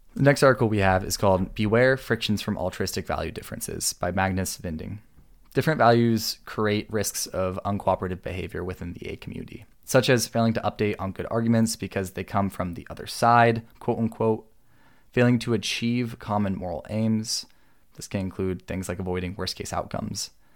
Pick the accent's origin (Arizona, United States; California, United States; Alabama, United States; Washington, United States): Washington, United States; The nineteen sixty-three World Championship for octopus wrestling was actually held in my hometown